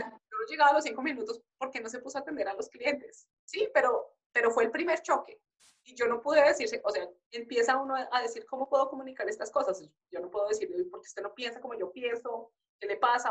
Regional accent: Colombia; moved away; nosotros somos criados así en Colombia

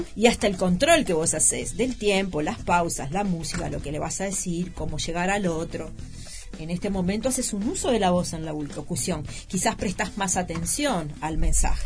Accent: Uruguay; en nuestro país se da en la Universidad de la República

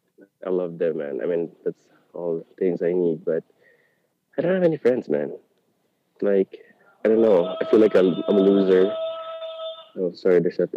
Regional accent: Manila, Metro Manila, Philippines; moved away as an adult; also born or lived in Singapore; now in Manila, Philippines; I grew up here in Manila, but technically I moved out of the country when I was 21.

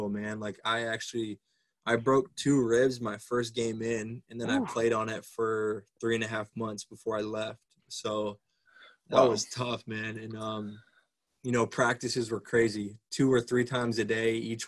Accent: United States; the only American player coming over to start

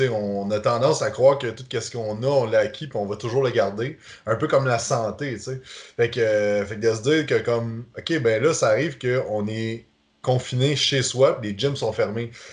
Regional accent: Quebec, Canada; en tant que Québécois

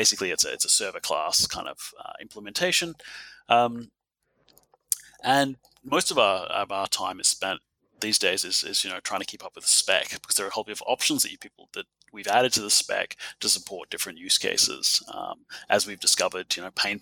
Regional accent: Adelaide, South Australia, Australia; my hometown

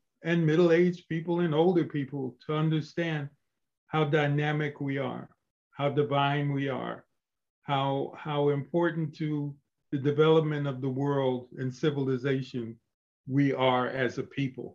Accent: Albany, New York, United States; we grew up on First Street. I was there for maybe the first 8 or 10 years of my life. And then we moved to the newly built Colony Street projects. And I lived there all the way through high school and college

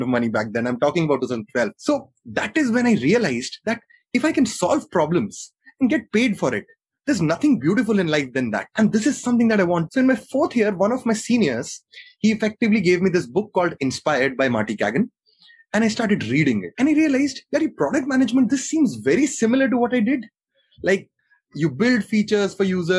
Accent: Jammu, Jammu and Kashmir, India; born and brought up in Jammu

